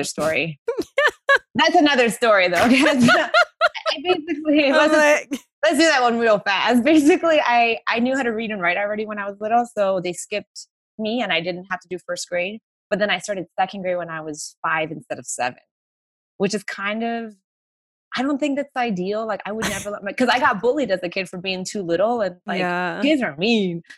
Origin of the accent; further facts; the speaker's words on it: Miami, Florida, United States; moved away as an adult; now in Los Angeles, United States; growing up in Miami